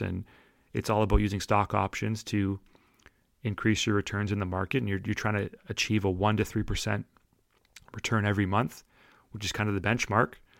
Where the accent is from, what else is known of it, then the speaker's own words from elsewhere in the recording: St. Catharines, Ontario, Canada; I'm from Saint Catharines